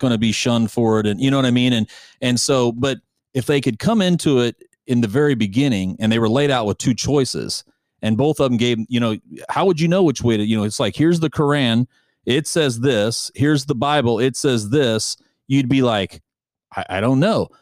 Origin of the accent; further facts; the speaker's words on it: United States; as an American